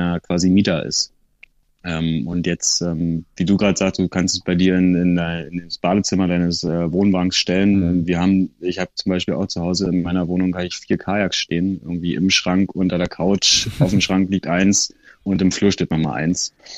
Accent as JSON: {"language": "German", "region": "Berlin", "country": "Germany", "said": "ich bin so ein klassischer Berliner"}